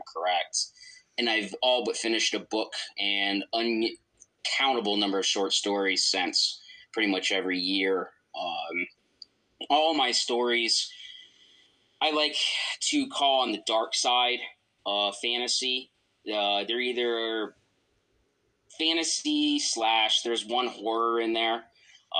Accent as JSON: {"language": "English", "region": "northern New York", "country": "United States", "also_born_or_lived": "Nebraska", "moved": "yes", "said": "I'm literally from the Canadian border"}